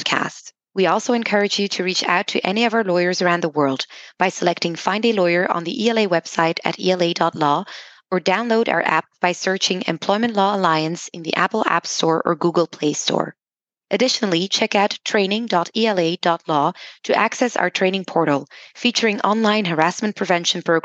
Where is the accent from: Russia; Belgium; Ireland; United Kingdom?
Belgium; I'm from Belgium